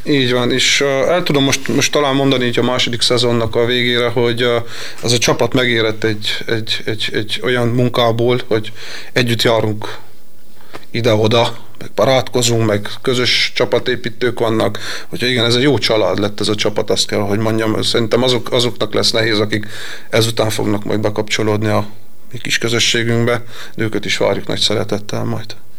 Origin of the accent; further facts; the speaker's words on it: Miercurea Ciuc, Harghita County, Romania; moved away as an adult; now in Veszprém, Hungary; Én a Csíkszaradába nevelkedtem